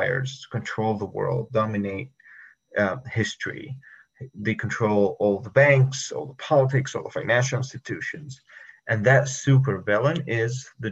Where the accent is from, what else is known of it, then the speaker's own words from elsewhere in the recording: Egypt; moved away as an adult; also born or lived in Monterey, California; now in United States; I was from Egypt. I was born in 1989, lived there all my life, and I only moved to the United States in 2012.